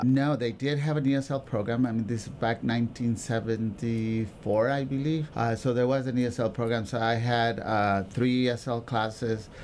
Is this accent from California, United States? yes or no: yes; Oxnard, California, United States; also born or lived in Mexico; I was from that community, I got the job.